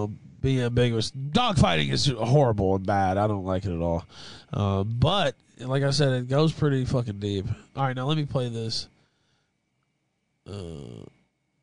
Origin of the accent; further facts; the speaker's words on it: West Memphis, Arkansas, United States; I'm from West Memphis, Arkansas.